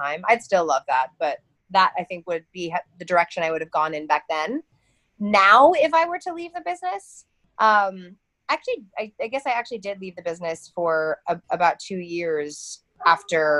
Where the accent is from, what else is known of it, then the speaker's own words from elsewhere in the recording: Cincinnati, Ohio, United States; moved away as an adult; also born or lived in Cleveland, Ohio; I grew up about 4 hours away in Cincinnati, down a little farther south in Ohio.